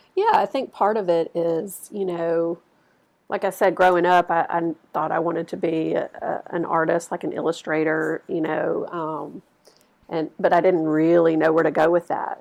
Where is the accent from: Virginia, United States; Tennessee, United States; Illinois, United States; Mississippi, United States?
Mississippi, United States; Starkville; I actually grew up here in Starkville, and um, never thought I would find my way back here